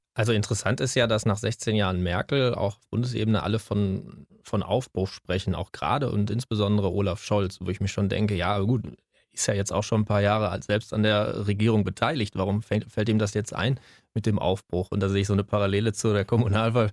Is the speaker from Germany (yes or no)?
yes; Germany; als Deutscher